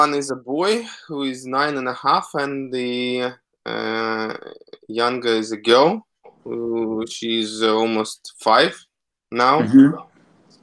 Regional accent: Moscow, Russia; also born or lived in London, United Kingdom; I'm from Moscow, and I'm still now based, although at some point I left Moscow and went to live in UK, in London, to study fine art

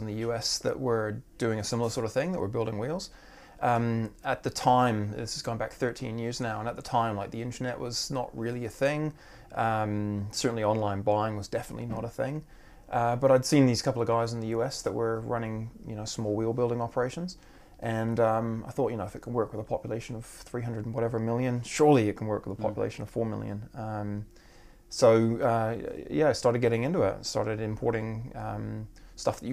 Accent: Vancouver Island, British Columbia, Canada; moved away as an adult; also born or lived in South of England; now in Wellington, New Zealand; I was born in Vancouver and grew up on Vancouver Island

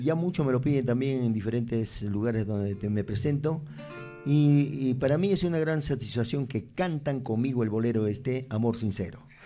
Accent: Peru; como buenos peruanos que somos

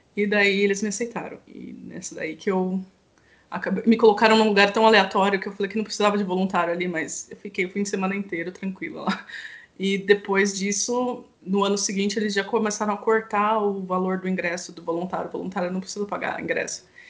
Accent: Campinas, São Paulo, Brazil; Eu sou de Campinas

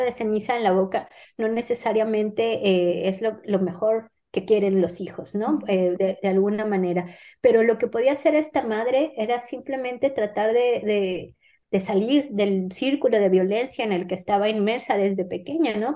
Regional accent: Mexico; first language Spanish; moved away as an adult; now in Madrid, Spain; mis modismos mexicanos

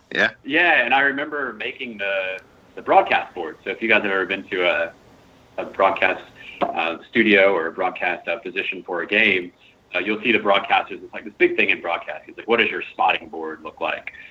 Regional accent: Virginia, United States; moved away as an adult; now in Nashville, United States; growing up in Virginia

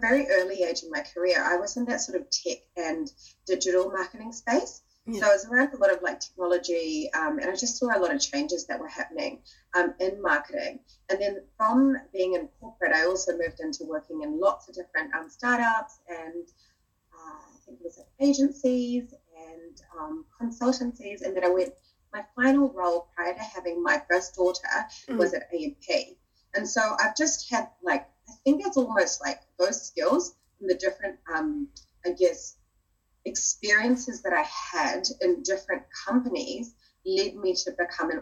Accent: New Zealand; also born or lived in Australia / Fiji (parents); I was born in Australia, brought up in New Zealand.

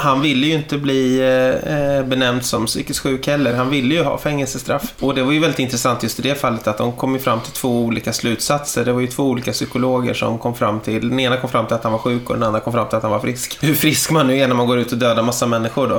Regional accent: Täby, Stockholm County, Sweden; Jag är ju uppvuxen i Täby från början

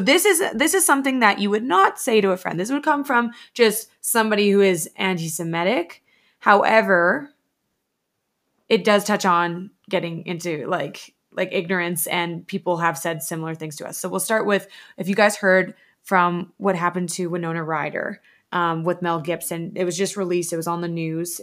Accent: Alberta, Canada; we're Canadian Alberta girls

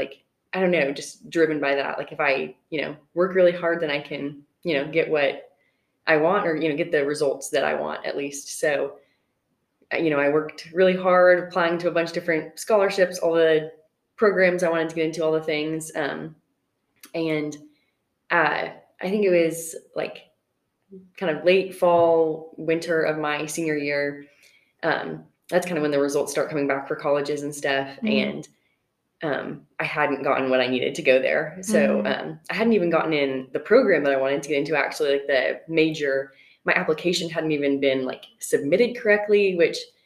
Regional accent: Brentwood, Tennessee, United States; moved away as an adult; now in Knoxville, United States; just a little bit south of Nashville in Brentwood

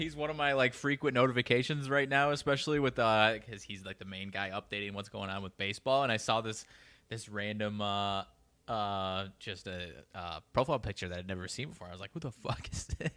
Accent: Belvidere, Illinois, United States; my hometown of Belvedere, like twenty thousand people

